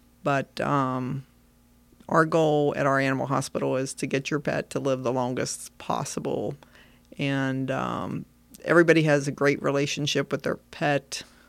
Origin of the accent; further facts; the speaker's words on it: Virginia, United States; As I was growing up, I grew up in Frederick County, Virginia. And I did go to James Wood High School.